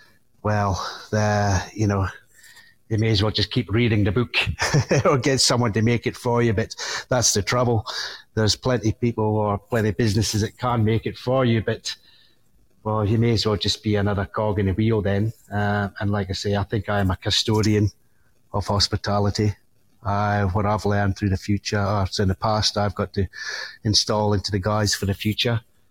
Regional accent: Scotland, United Kingdom; because, well, being a Scotsman, it's something we love

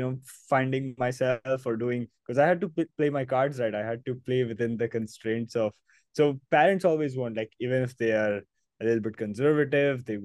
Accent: Mumbai, Maharashtra, India; I was born and brought up in Mumbai. This is my hometown. This is where I grew up

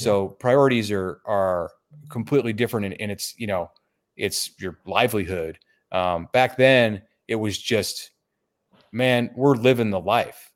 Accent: Omaha, Nebraska, United States; I'm from Omaha, and, uh, Nebraska grad. I've lived here through all my years

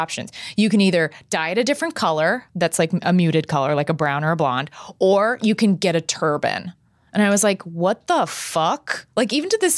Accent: Texas, United States; growing up in Texas

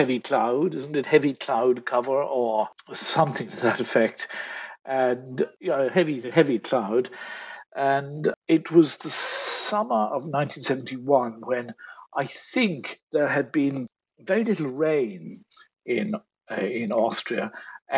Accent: Ireland; as an Irishman

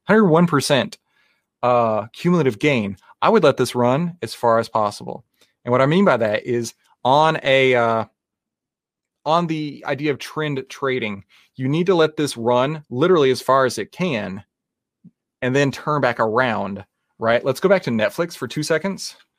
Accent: Texas, United States; I am from Texas. That's how we actually speak in real life

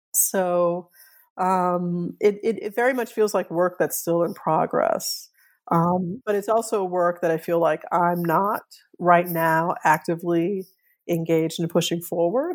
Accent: New Orleans, Louisiana, United States; I grew up in New Orleans

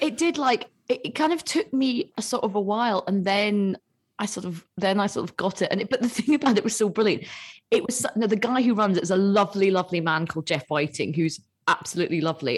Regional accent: Glasgow, Scotland, United Kingdom; I'm from Glasgow.

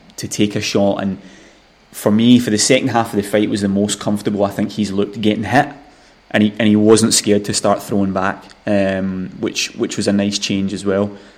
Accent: Scotland, United Kingdom; as a Scottish boxing fan

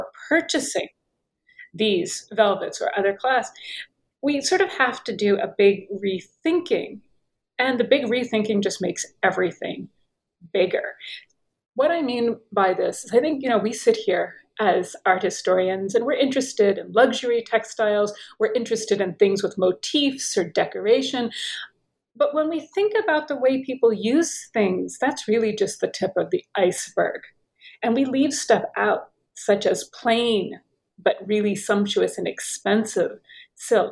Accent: United States; moved away as an adult; also born or lived in Paris / Tunisia / Turkey / Oxford; I'm American. Perhaps you can tell by my accent.

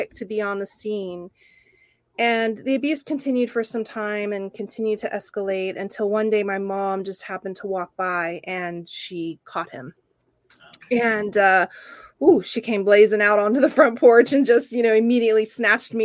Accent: Oklahoma, United States; now in San Francisco, United States; when I was little, you know, about 5 years old, growing up in Oklahoma

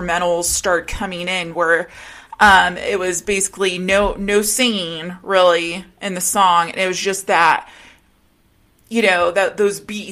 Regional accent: Rocky Mountains, United States; me being a girl, a teenager growing up in the Rocky Mountains

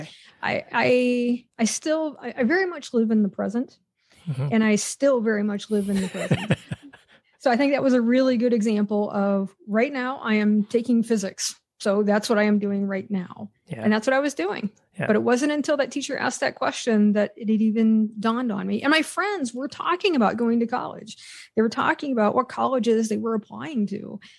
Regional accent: Pennsylvania, United States; So I grew up in Western Pennsylvania, in a town of about 200 people. It was It was a coal mining area, mostly strip mining. And it's a very large Amish community that surrounded that town.

